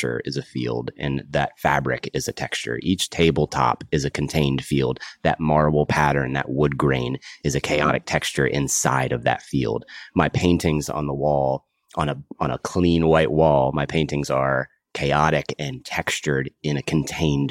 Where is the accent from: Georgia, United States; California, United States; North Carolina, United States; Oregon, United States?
North Carolina, United States; Kernersville; also born or lived in Raleigh, North Carolina; I grew up in Kernersville, North Carolina, a small town, middle of the state between Winston and Greensboro.